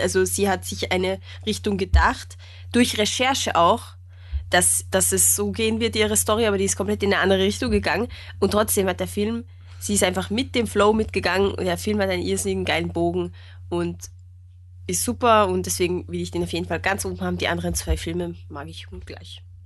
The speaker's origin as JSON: {"language": "German", "country": "Austria", "said": "als Österreicher"}